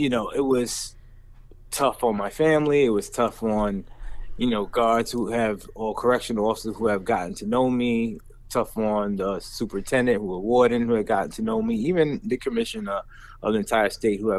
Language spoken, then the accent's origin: English; New York, United States; I grew up in New York during the height of the crack era, in the 80s and 90s